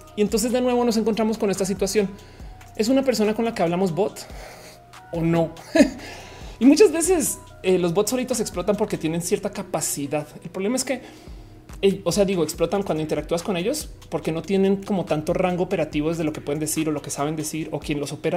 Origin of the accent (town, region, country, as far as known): Mexico